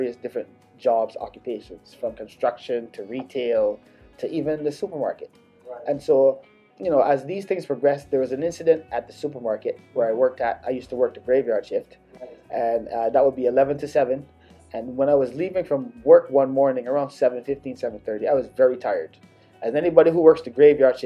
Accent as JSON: {"language": "English", "country": "Barbados", "tie": "born or raised there", "moved": "yes", "said": "I was born in Barbados, born and raised"}